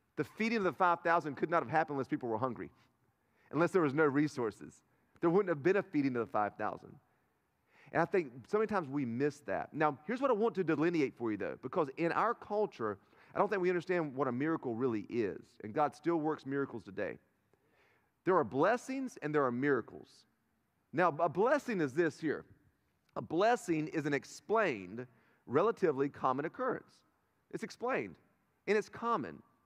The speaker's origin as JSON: {"language": "English", "town": "Turkey", "region": "North Carolina", "country": "United States", "said": "I'm from Turkey, North Carolina"}